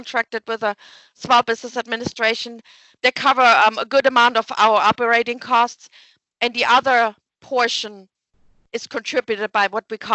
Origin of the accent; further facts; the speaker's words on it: Germany; English is a second language; moved away as an adult; also born or lived in Wyoming; now in Oak Ridge, United States; So I'm originally from Germany